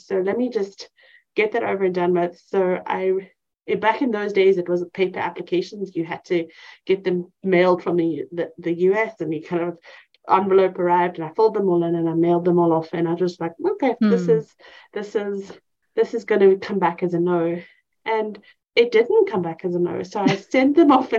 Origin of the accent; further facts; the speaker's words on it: Cape Town, Western Cape, South Africa; moved away as an adult; now in East Texas, United States; I grew up in Cape Town, South Africa